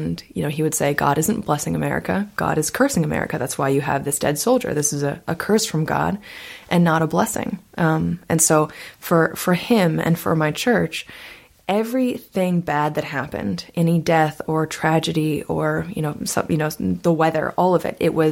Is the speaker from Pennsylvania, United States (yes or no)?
no; Topeka, Kansas, United States; my hometown, Topeka, Kansas